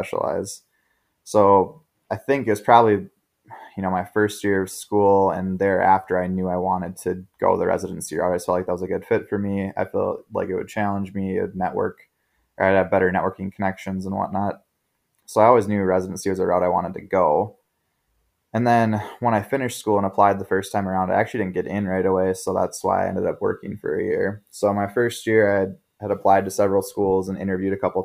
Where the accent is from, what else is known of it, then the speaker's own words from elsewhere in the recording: Minnesota, United States; I grew up in Minnesota originally, a super small town about an hour and a half north of the Twin Cities